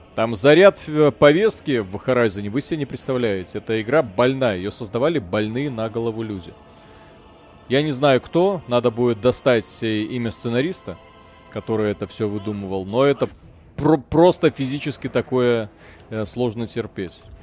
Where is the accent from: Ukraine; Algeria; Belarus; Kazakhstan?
Belarus; мы же белорусы